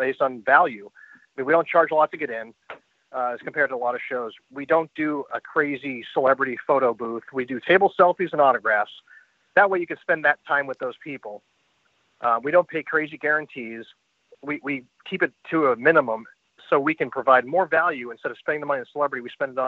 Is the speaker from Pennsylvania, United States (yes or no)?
no; Boston, Massachusetts, United States; moved away; I'm from Boston originally